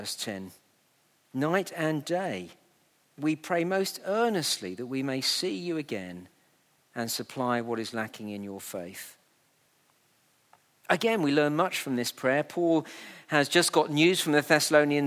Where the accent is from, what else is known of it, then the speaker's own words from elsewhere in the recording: United Kingdom; we're very British